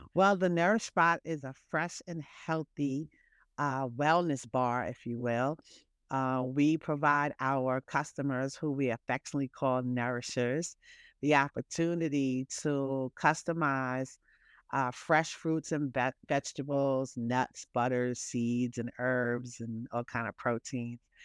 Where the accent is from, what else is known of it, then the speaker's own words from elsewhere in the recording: New York City, New York, United States; I'm a New Yorker